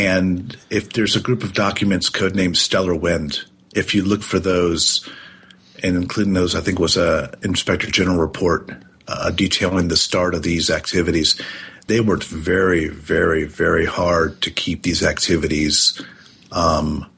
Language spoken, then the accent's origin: English; United States; as an American